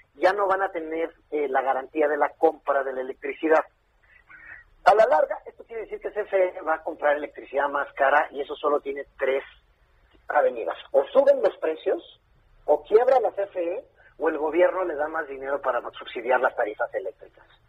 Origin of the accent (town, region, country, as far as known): Mexico